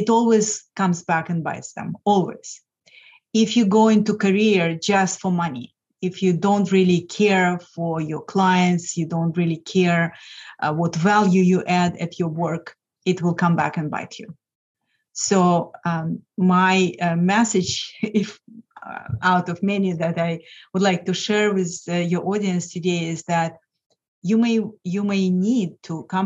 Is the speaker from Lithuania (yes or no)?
yes; Lithuania; English is a second language; moved away as an adult; now in United States; I'm originally from Lithuania